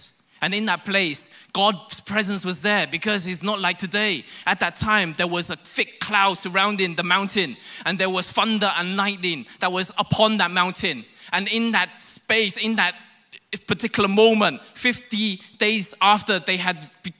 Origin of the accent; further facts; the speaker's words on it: London, United Kingdom; also born or lived in Hong Kong; now in Malaysia; For those who don't know, I'm born in Hong Kong, I grew up in London. And so I have this Rajat kind of accent.